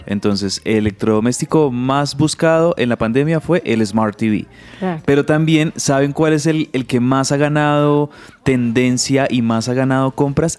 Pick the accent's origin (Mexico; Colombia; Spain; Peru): Colombia; como decimos nosotros aquí, Nina popularmente en Colombia